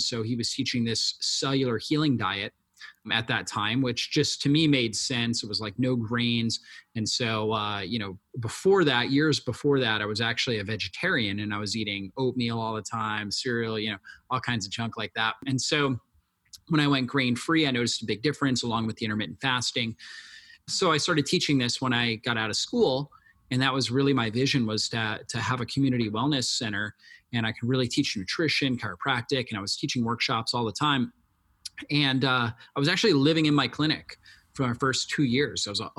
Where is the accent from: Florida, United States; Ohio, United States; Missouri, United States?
Florida, United States; I grew up in Florida, and I've been exposed to a lot of sun, been sunburnt more than people should be, because I grew up near the beach and I was surfing a lot and things like that.